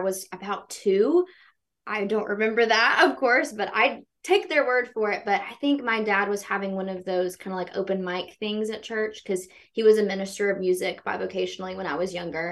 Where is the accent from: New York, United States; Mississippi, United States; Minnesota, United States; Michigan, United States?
Mississippi, United States; Meridian; growing up in Meridian, I think, was the perfect place for me to grow up